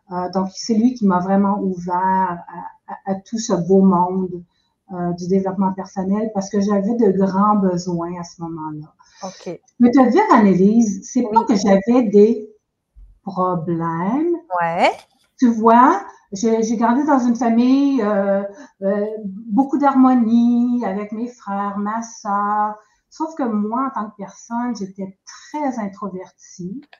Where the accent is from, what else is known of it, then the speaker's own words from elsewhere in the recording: Quebec, Canada; now in New Brunswick, Canada; Euh, je suis maintenant au Nouveau-Brunswick, qui est tout à fait à l'est du Canada. J'ai grandi euh, au Québec.